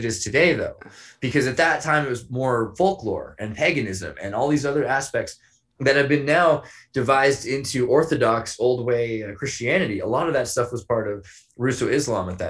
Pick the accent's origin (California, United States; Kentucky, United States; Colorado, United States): California, United States; Santa Cruz; I was raised in California by transgendered Wiccans